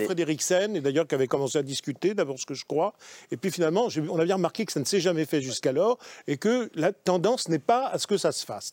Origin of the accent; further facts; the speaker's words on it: France; on est français ensemble, hein, avec Mme Bastier, on est français